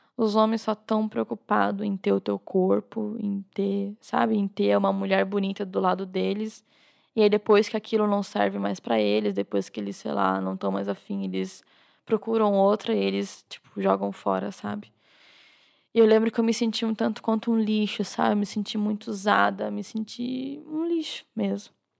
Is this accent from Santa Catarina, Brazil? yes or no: yes; Jaraguá do Sul, Santa Catarina, Brazil; also born or lived in Guaramirim; eu sou catarinense, é, na, nasci em Guaramirim, uma cidadezinha bem perto de Jaraguá do Sul, ali de Joinville, e quando era bem pequenininha me mudei para Jaraguá do Sul, né, com seis meses.